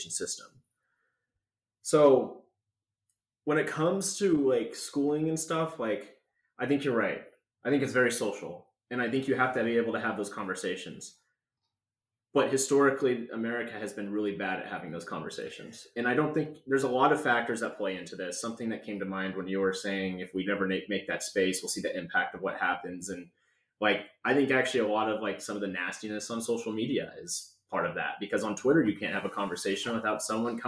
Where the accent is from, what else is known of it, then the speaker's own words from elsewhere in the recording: North Idaho, United States; I grew up in North Idaho